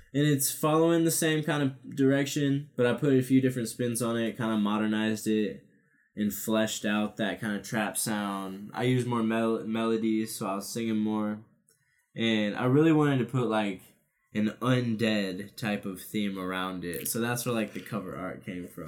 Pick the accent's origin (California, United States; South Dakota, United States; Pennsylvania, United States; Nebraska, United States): Nebraska, United States; Omaha; also born or lived in Council Bluffs, Iowa; I was born in Council Bluffs, but always lived in Omaha, Nebraska